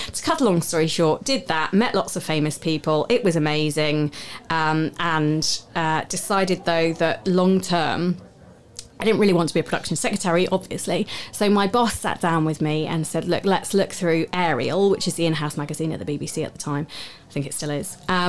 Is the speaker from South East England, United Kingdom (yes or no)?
yes; Southampton, South East England, United Kingdom; born there; It worked because I was born in Southampton.